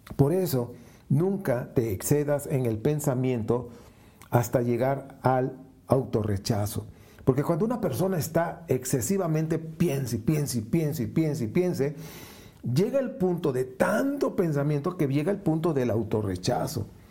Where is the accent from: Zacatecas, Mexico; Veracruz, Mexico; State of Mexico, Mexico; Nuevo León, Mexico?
Veracruz, Mexico; moved away; trabajé muchos años en una compañía italiana allá en Veracruz, Veracruz, de donde yo nací